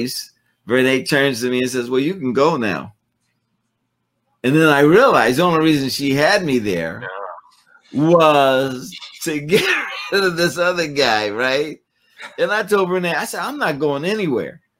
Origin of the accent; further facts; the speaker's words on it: Oakland, California, United States; when I was growing up in Oakland